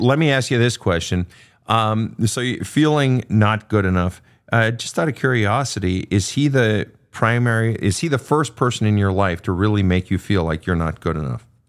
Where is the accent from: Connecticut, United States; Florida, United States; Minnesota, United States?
Minnesota, United States; moved away; the great Minnesota get-together, my home state.